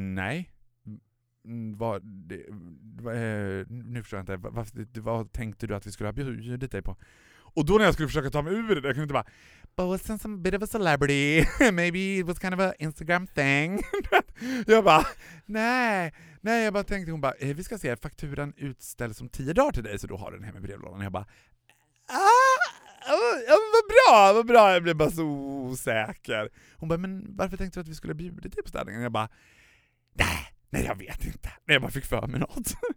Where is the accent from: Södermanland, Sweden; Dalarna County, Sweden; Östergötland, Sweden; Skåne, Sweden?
Dalarna County, Sweden; Borlänge; moved away; Jag var hemma i Borlänge